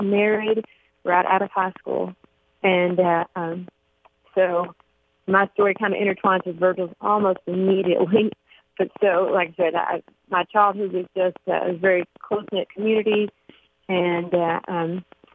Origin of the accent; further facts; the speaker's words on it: Coleman, Alabama, United States; now in Elizabethtown, United States; I grew up in Coleman, Alabama, just a small town halfway between Birmingham and Huntsville